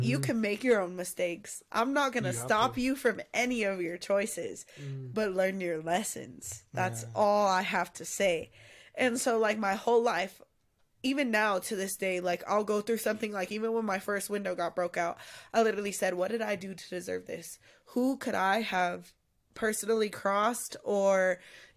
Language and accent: English; Pueblo, Colorado, United States; I'm from Pueblo